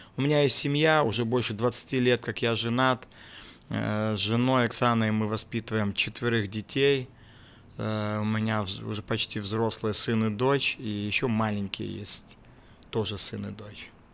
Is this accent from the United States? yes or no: no; Vawkavysk, Grodno Region, Belarus; also born or lived in Crimea; now in Pinsk, Belarus; Родился в городе Волковыской Гродненской области